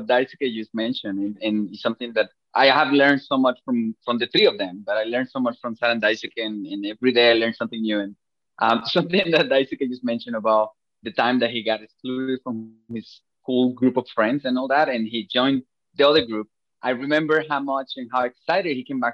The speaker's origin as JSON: {"language": "English", "country": "Venezuela", "moved": "yes", "lives_now": "Japan", "said": "I'm from Venezuela"}